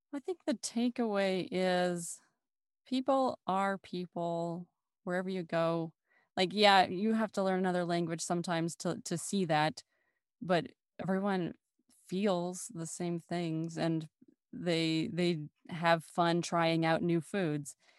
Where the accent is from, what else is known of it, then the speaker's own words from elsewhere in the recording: United States; accent: American; also born or lived in France; we did in America.